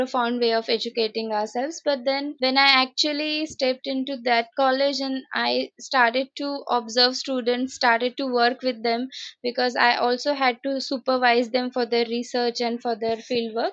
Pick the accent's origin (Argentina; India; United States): India; Aurangabad, Maharashtra; I grew up in Aurangabad throughout